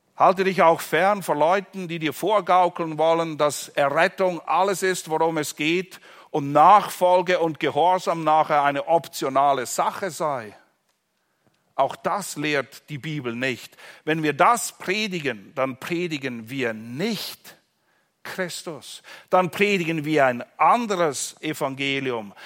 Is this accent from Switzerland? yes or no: yes; Switzerland; in der Schweiz, wo ich herkomme